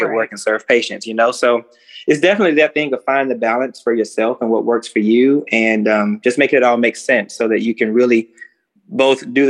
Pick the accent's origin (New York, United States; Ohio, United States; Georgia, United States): Georgia, United States; South; growing up in South Georgia